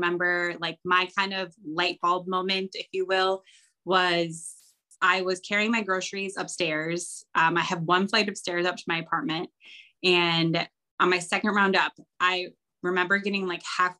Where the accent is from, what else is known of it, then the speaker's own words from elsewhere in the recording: Wisconsin, United States; I was born and raised in Wisconsin